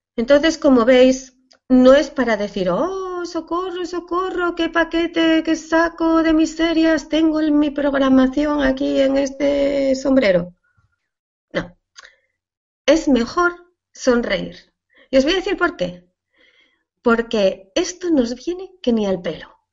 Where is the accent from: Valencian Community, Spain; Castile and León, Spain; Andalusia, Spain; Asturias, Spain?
Asturias, Spain; mi tierra se come fabada